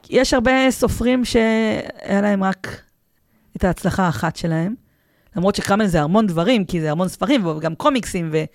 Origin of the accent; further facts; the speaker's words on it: Petah Tikva, Central District, Israel; אני, אני פתח תקוואית.